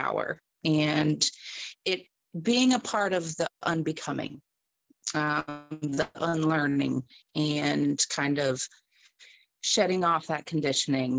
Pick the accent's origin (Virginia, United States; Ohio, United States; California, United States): Ohio, United States; Dayton; moved away as an adult; now in Florida, United States; I am from Dayton, Ohio. I currently reside in Florida